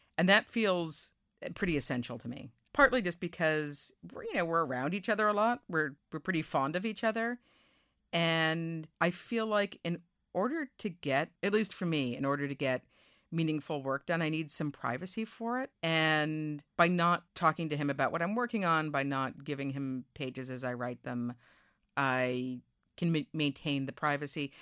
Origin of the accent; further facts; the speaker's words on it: Newton, Massachusetts, United States; my hometown, Newton, Massachusetts